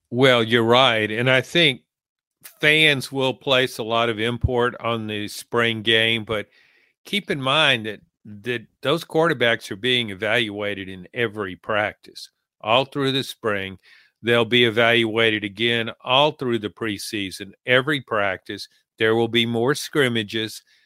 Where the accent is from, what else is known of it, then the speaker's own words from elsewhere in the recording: Louisiana, United States; having grown up in Louisiana, there was a, South Louisiana is very Catholic